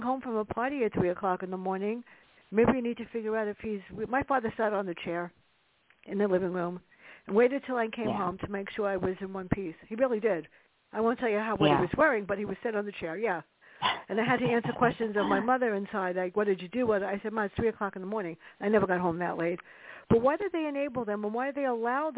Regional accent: New York City, New York, United States; I grew up in the South Bronx in an apartment that was big enough for a thumb

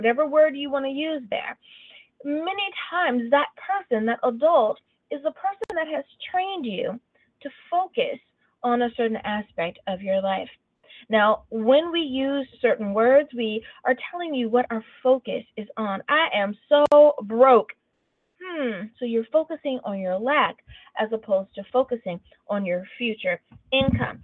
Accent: California, United States; also born or lived in Long Beach, California; as a Californian

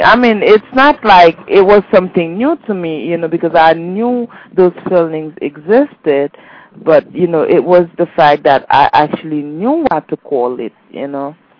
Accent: Haiti; moved away; I'm from Haiti

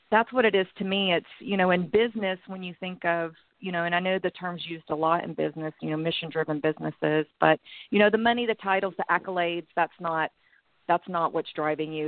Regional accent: Texas, United States; moved away as an adult; also born or lived in Los Angeles; I was running away from Texas

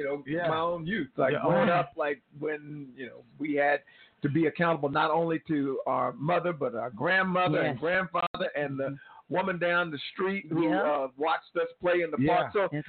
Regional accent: Austin, Texas, United States; also born or lived in Compton, California; now in Tulsa, United States; Actually born in Compton and lived there the first 7.5 years of my life. But Austin was my family's home, and so that's what I call home today.

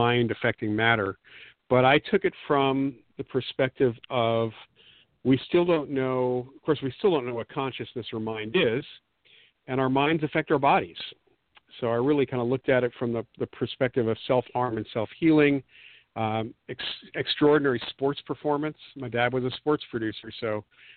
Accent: the New York area, United States; growing up in the New York area was great at the time because I actually, in my high school years, was able to meet and talk with some people

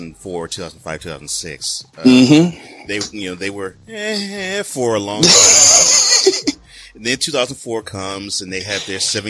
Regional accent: Houston, Texas, United States; I came from Houston

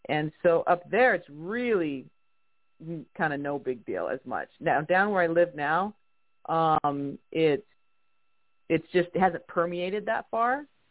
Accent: Arizona, United States; moved away as an adult; also born or lived in Salt Lake City, Utah; now in St. George, United States; I'm from Arizona

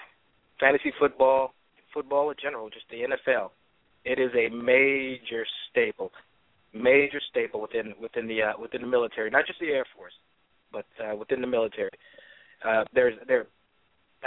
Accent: Chicago, Illinois, United States; moved away; also born or lived in Florida; I'm actually from Chicago

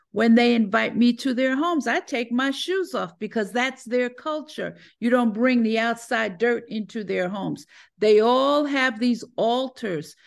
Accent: New York, United States; also born or lived in Connecticut; now in Atlanta, United States; was born and raised in New York

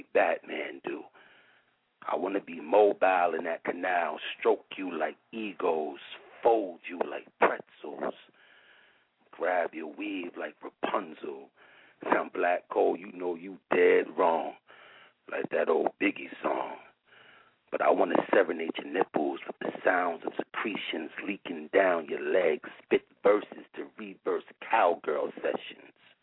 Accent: Brooklyn, New York, United States; I'm from Brooklyn, and I'm just calling

